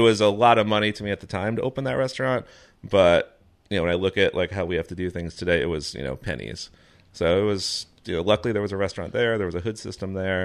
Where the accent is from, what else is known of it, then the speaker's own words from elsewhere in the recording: Fort Lauderdale, Florida, United States; moved away; also born or lived in North Carolina; growing up in Florida, actually, we had the Everglades just down the street, the beach on the other side, the Keys to the south